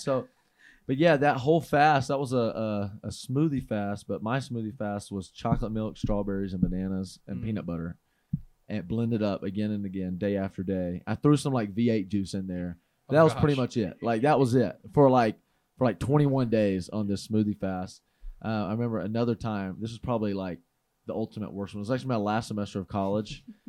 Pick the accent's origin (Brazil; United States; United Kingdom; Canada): United States; the South; growing up in the South, we don't, you know, my family didn't eat very healthy.